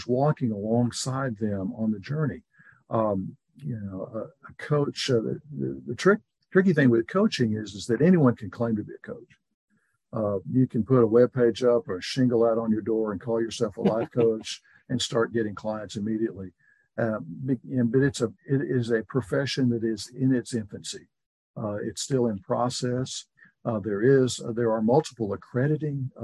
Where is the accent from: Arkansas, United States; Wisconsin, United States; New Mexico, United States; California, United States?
Arkansas, United States; also born or lived in Washington, D.C.; now in Waco, United States; I'm from Arkansas originally